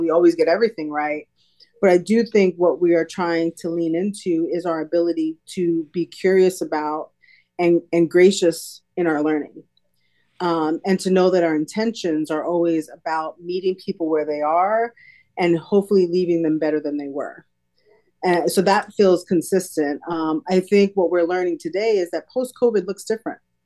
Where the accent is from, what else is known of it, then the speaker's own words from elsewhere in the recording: New York City, New York, United States; moved away as an adult; now in Lancaster, United States; my family and I are from New York City, born and raised in Brooklyn, New York, um, came to Lancaster really on a whim